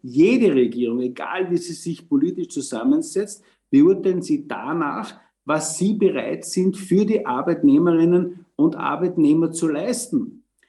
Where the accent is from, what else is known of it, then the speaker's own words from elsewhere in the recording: Austria; bei uns in Österreich